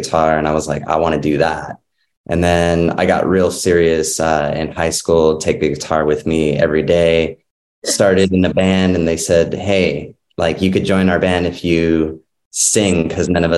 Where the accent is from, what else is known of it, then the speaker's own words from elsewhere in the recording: Los Angeles, California, United States; born and raised in Los Angeles.